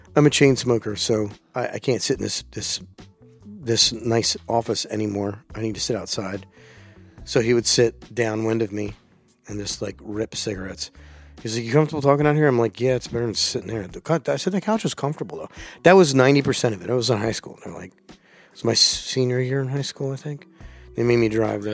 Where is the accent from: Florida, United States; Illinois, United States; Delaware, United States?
Delaware, United States; moved away; also born or lived in Virginia; that's where I grew up